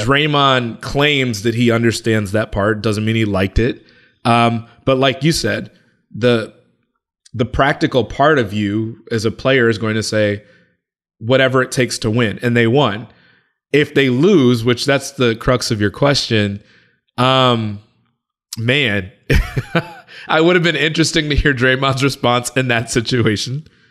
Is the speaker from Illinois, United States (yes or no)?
yes; Chicago, Illinois, United States; I'm from Chicago and I'm, I'm thirty-five